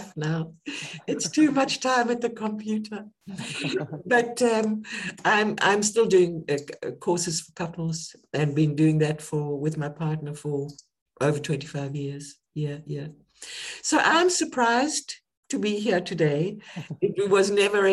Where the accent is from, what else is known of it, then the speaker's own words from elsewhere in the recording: South Africa; moved away as an adult; also born or lived in United Kingdom; I was born in South Africa during the apartheid era.